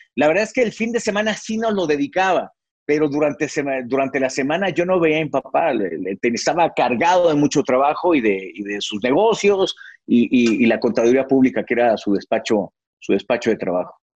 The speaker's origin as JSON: {"language": "Spanish", "region": "Mexico City", "country": "Mexico", "tie": "born or raised there", "said": "yo nací en la capital mexicana, nací ahí en la zona de Balbuena, ahí, ahí fue donde, donde yo nací, donde tuve mi infancia."}